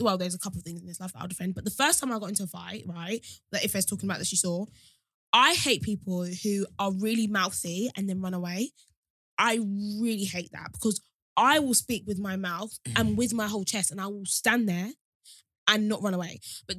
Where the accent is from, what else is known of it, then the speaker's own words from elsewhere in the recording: Sittingbourne, South East England, United Kingdom; I'm from Sittingbourne.